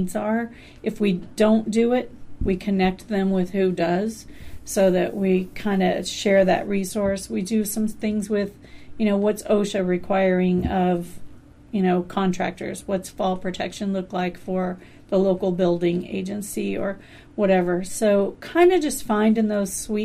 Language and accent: English; Tom Sawyer, Huck Finn territory, Missouri, United States; now in Alaska, United States; being from Tom Sawyer, Huck Finn territory